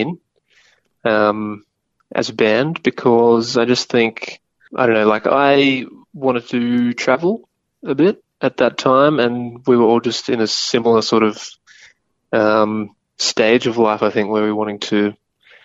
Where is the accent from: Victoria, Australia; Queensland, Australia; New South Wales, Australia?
Queensland, Australia; Bundaberg; my hometown in Bundaberg, in Queensland